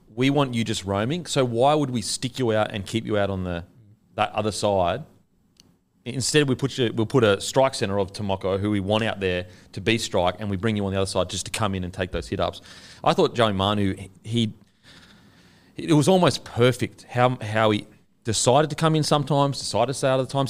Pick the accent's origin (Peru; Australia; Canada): Australia; as an Australian